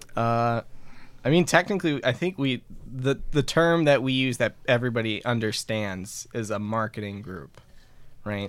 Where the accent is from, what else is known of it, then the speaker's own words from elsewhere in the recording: Fenton, Michigan, United States; smaller businesses around my hometown, which is Fenton